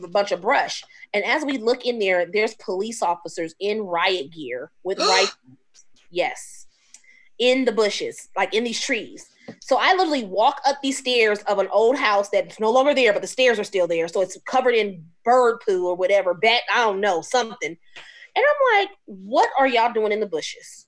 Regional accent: Omaha, Nebraska, United States; I've been in Omaha since I was 2 years old, so I've been here 38 years

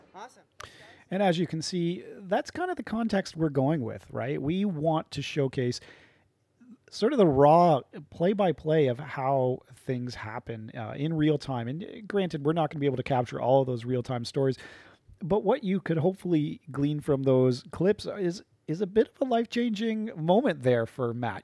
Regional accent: Chatham, Ontario, Canada; also born or lived in London, Ontario; I'm from Chatham, Ontario

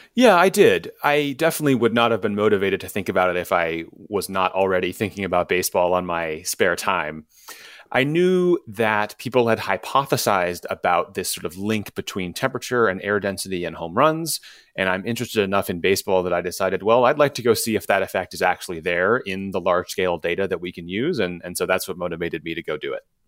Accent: Chicago, Illinois, United States; born or raised there

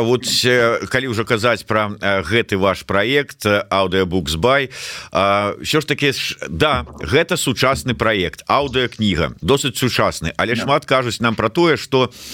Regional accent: Belarus; moved away; мы беларусы будем лічыць себе беларусамі

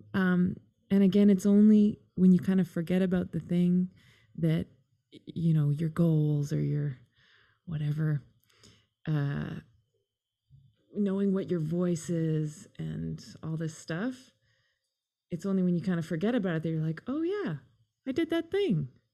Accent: Canada; also born or lived in England; we're Canadian. I was born in England.

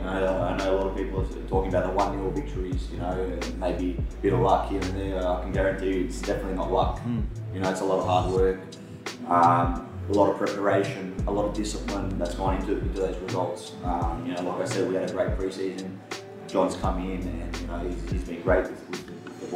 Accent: Canberra, Australian Capital Territory, Australia; moved away; growing up in Canberra

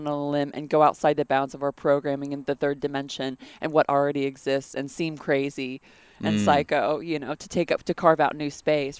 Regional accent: London, United Kingdom; moved away; So I grew up in London.

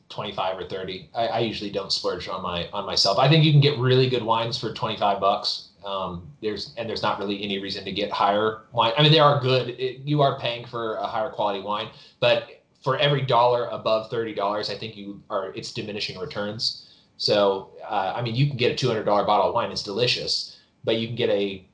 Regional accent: El Dorado County, California, United States; also born or lived in Virginia; now in Texas, United States; I'm from California originally. I was living in Virginia. I live in Texas now, but I grew up in El Dorado County

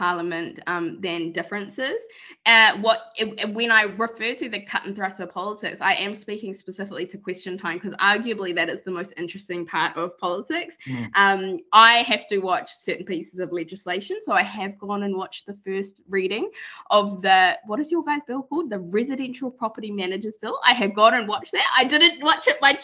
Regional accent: Rotorua, Bay of Plenty, New Zealand; I whakapapa to iwi ko te arua, so I'm from Rotorua

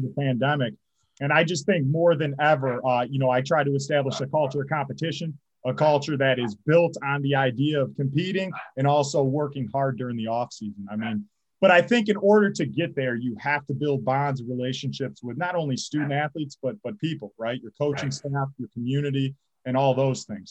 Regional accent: St. Clair Shores, Michigan, United States; I'm originally from St. Clair Shores, Michigan. Once upon a time, I graduated Lakeshore High School

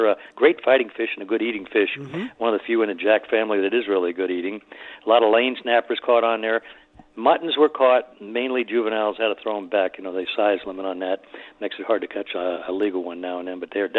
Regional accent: Miami, Florida, United States; as a boy growing up in Miami, I moved there in 1949 and through the 50s

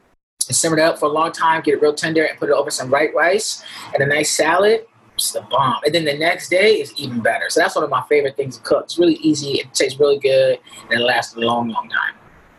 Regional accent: Buffalo, New York, United States; now in New York City, United States

